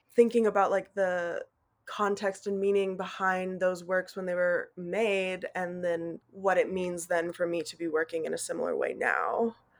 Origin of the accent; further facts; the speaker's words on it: Fort Collins, Colorado, United States; moved away as an adult; now in Knoxville, United States; I grew up in Fort Collins, Colorado